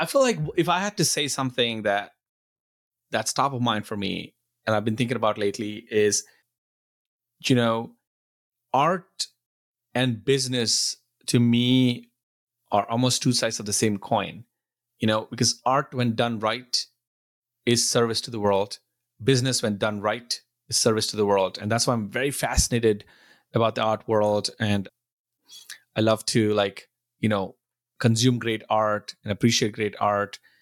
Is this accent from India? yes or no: yes; India; now in Buford, United States; I grew up in India and I, now I'm in, in the U S